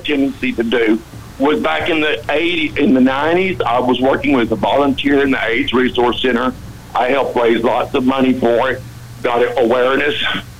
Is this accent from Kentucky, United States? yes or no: no; Greenville, Texas, United States; also born or lived in Dallas, Texas; I was raised out in East Texas in Bigotville, Greenville, Texas.